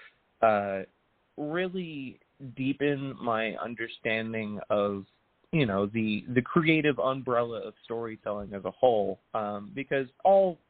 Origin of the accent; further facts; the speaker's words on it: Jacksonville Beach, Florida, United States; now in Los Angeles, United States; I grew up in Jacksonville Beach, Florida